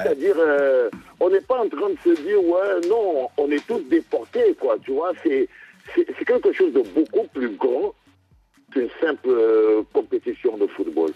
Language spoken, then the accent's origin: French; Cameroon; En tant que Camerounais